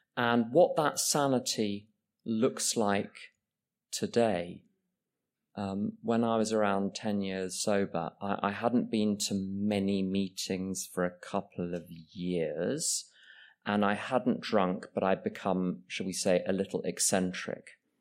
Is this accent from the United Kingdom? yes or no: yes; England, United Kingdom; I, I'm English